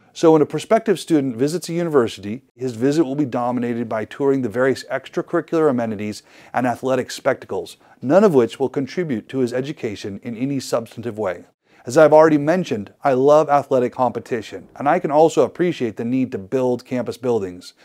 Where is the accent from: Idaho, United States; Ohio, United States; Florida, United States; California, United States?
Idaho, United States; my home state of Idaho